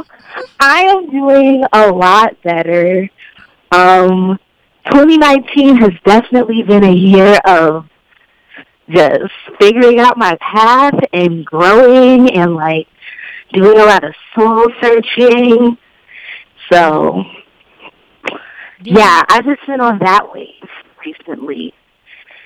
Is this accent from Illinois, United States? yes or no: yes; Chicago, Illinois, United States; I'm from the South Suburbs